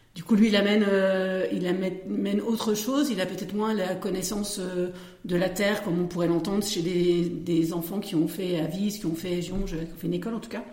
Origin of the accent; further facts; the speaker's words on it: Vosges, Grand Est, France; moved away as an adult; now in Passy-sur-Marne, France; Je suis originaire de, des Vosges, où j'ai été coiffeuse pendant 10 ans